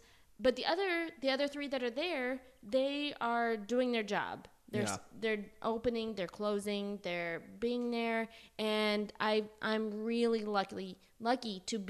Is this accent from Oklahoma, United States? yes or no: yes; Oklahoma, United States; I'm from Oklahoma and I do hair.